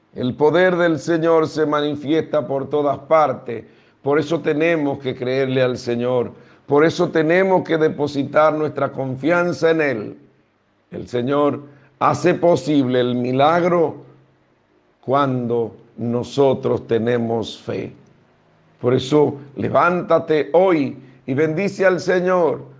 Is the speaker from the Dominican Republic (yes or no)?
yes; Dominican Republic; todos somos dominicanos